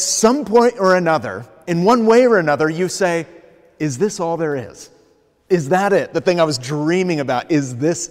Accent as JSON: {"language": "English", "country": "United States", "also_born_or_lived": "Los Angeles", "moved": "as an adult", "said": "I'm originally from the States"}